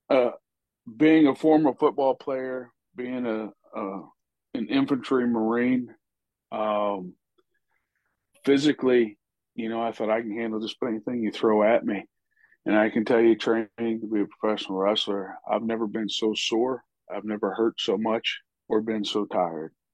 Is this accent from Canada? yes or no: no; about 30 miles south of St. Louis, Missouri, United States; I was born and raised about 30 miles south of St. Louis